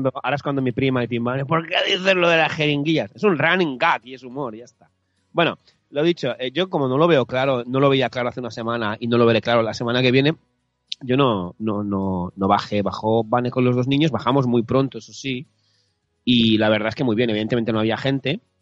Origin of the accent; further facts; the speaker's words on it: Catalonia, Spain; Yo soy de Cataluña